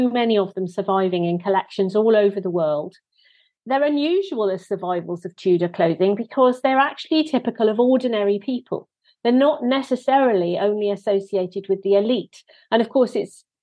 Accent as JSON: {"language": "English", "region": "Wales", "country": "United Kingdom", "said": "I am actually a Welsh person"}